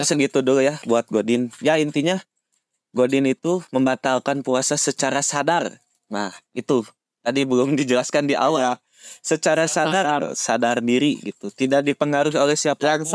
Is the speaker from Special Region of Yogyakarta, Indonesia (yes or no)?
no; Bandung, West Java, Indonesia; kota asal kami, yaitu kota tercinta, kota Kota Bandung